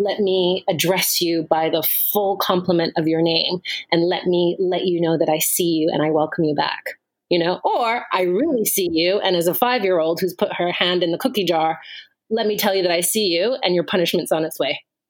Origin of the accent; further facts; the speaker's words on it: Ghana; also born or lived in Germany; Although I was born in Germany, I am Ghanaian and I'm from the Akan linguistic and cultural family. So that is a group of kingdoms actually that are in the southern part of Ghana, southern and central part of Ghana.